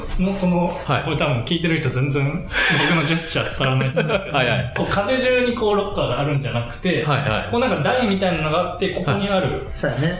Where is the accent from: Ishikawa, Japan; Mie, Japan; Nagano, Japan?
Ishikawa, Japan; moved away; 僕、地元が石川県なんですけど